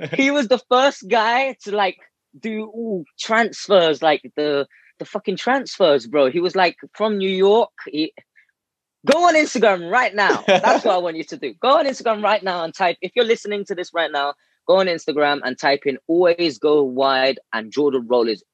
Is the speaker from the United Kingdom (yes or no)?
yes; London, United Kingdom; I'm born in the UK, born and bred in London. Uh, central London as, as well.